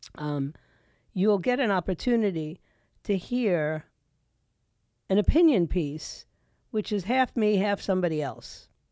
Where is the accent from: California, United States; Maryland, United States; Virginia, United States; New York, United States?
New York, United States; New York City; moved away as an adult; also born or lived in Puerto Rico (ancestry); now in Florida, United States; I'm embarrassed by my hometown of New York. I was, you know, raised there